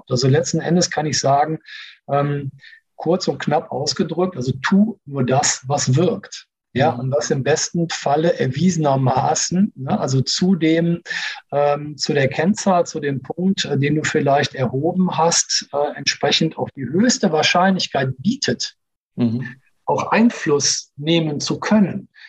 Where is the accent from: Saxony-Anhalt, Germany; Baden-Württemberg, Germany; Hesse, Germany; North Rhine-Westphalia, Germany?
North Rhine-Westphalia, Germany; Cologne; Und also ich komme aus Köln, alles, was du zweimal machst, ist eh schon Tradition.